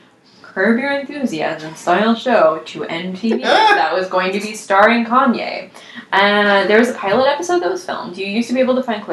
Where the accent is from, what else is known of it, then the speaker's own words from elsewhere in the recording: Midwest, United States; moved away; growing up in the Midwest